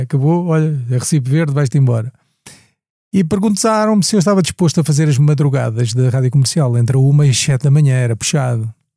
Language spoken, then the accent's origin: Portuguese; Angola; now in Portugal; Eu vim de Angola